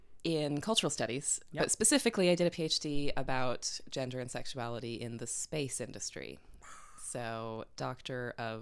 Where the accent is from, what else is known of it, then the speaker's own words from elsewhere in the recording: Escondido, California, United States; moved away as an adult; now in Cardiff, United Kingdom; I'm from California, Escondido, California, but I've lived in Cardiff for almost 8 years now.